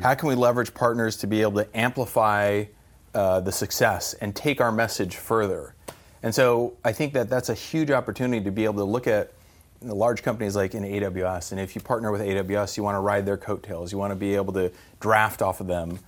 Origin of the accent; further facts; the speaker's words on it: New Mexico, United States; also born or lived in California / San Francisco Bay Area; now in Arizona, United States; Always in the Southwest, so New Mexico is where I grew up.